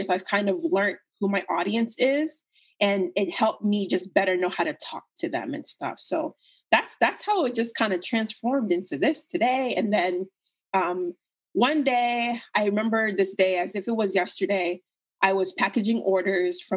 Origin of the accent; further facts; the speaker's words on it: United States; you're a child in America and, you know, you look different